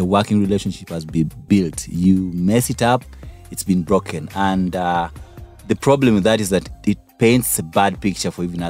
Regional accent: Kanungu, Western Region, Uganda; I was born in Kanungu.

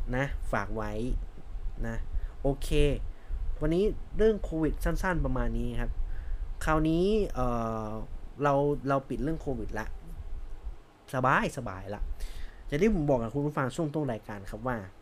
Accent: Chiang Mai, Thailand; now in Bangkok, Thailand; ผมเป็นคนเชียงใหม่แบบ แบบแท้ๆสิบอยู่เชียงใหม่มาคือเกิดที่เชียงใหม่ เกิดและโตที่เชียงใหม่นะครับ

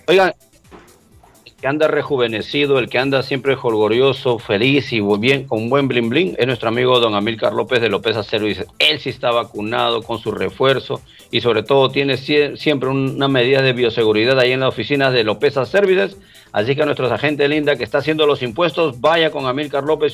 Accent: Peru; also born or lived in Trujillo, Peru; nuestro lindo Perú

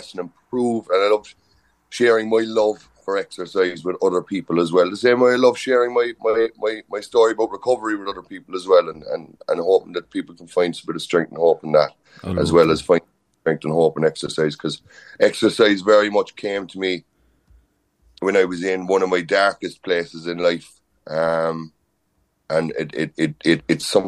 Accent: Inishannon, Munster, Ireland; also born or lived in Dublin; it's a beautiful place to grow up. This place, I was very, very lucky to have met some wonderful people, but to have some great childhood memories of swimming and GA and, you know, everything about me is very much from my roots back in Inishannon

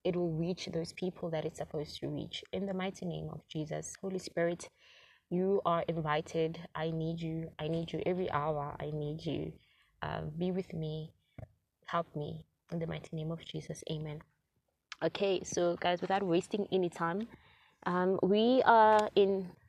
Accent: South Africa; a South African black girl

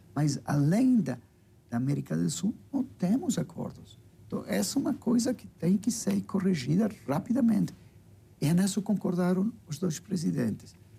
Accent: Uruguay; Portuguese is a second language; moved away as an adult; now in Brazil; da nossa tradição como uruguaios.

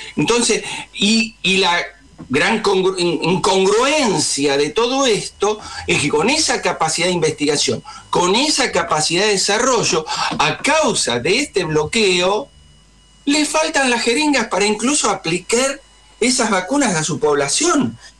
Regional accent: Argentina; nosotros argentinos

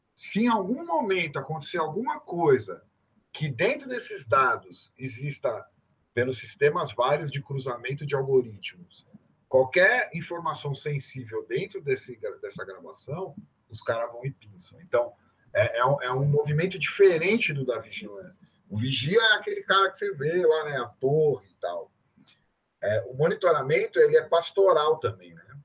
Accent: São Paulo, Brazil; eu sou, sou paulista

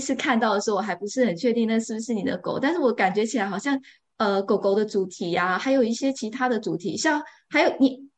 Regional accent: Taiwan; now in Edinburgh, United Kingdom; 我现在住在爱丁堡嘛，那我是在台湾长大的，所以，呃，我在台湾的小时候是，也是跟狗，狗一起长大的

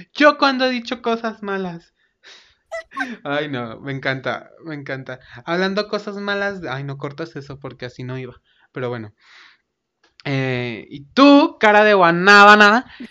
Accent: Mexico; aquí tú y yo somos mexicanos

